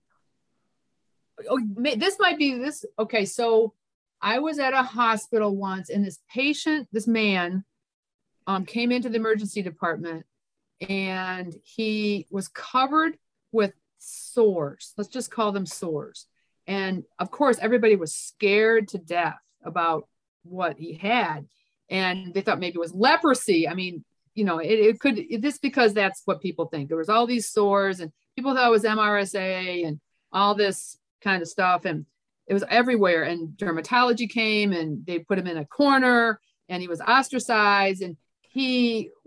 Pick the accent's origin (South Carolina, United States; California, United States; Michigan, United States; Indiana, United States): Michigan, United States; moved away as an adult; also born or lived in Memphis / North Carolina / Texas / Florida; now in Georgia, United States; I grew up in Michigan.